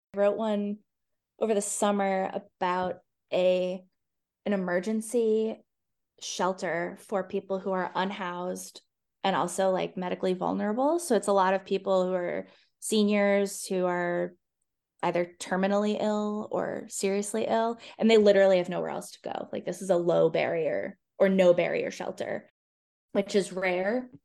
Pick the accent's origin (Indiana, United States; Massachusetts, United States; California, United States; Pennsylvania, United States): Massachusetts, United States; Boston area; now in Charlottesville, United States; I'm from the Boston area in Massachusetts, and my family talks a lot